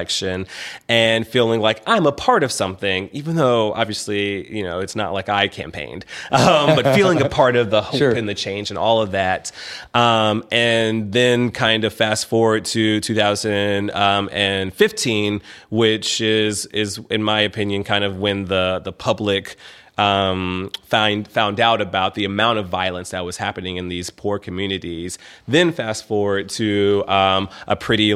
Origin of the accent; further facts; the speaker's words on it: Memphis, Tennessee, United States; moved away as an adult; also born or lived in Atlanta; growing up in Memphis